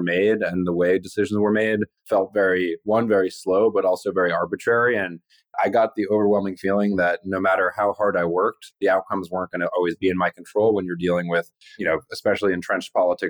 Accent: central New Jersey, United States; moved away as an adult; also born or lived in Los Angeles, California / Baltimore, Maryland; now in New York City, United States; I was born on the East Coast and then we lived in Los Angeles for a few years when I was a kid. So I got lots of skating and surfing in and then ended up moving back to a pretty rural area in central New Jersey.

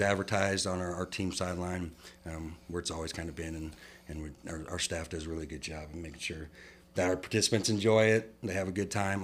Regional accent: Midwest, United States; moved away as an adult; now in San Angelo, United States; I was from the Midwest

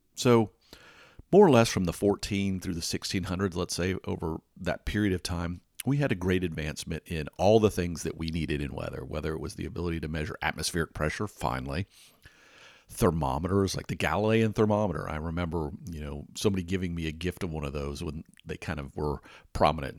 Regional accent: Atlanta, Georgia, United States; I grew up in Atlanta, Georgia

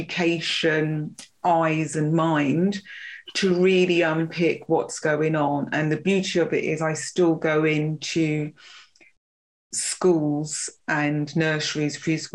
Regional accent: London, United Kingdom; little girl growing up in Notting Hill, stones throw away from Grenfell

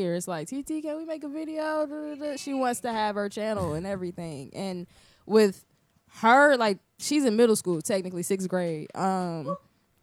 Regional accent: Midwest, United States; moved away as an adult; now in Orlando, United States; being from the Midwest

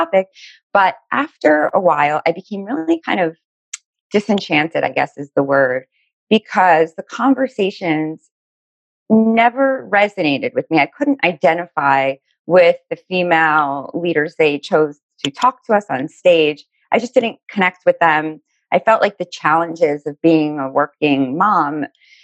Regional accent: Miami, Florida, United States; now in New Jersey, United States; I'm originally from Miami, Florida

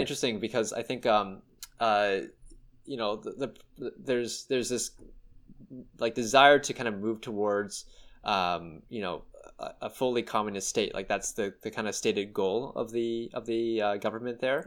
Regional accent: Canada

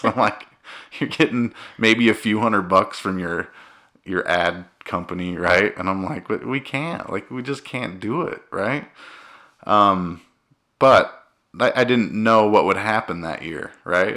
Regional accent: Cedar City, Utah, United States; I'm from Cedar City. Cedar City, Utah, Cedar High.

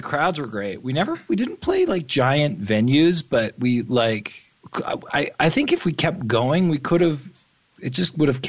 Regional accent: Toronto, Ontario, Canada; Yes. Toronto, Ontario, Canada.

